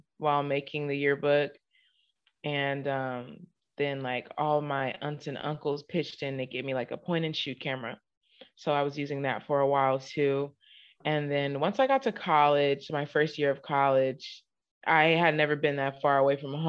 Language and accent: English; Inglewood, California, United States; moved away as an adult; now in Houston, United States; Inglewood specifically, South Central Los Angeles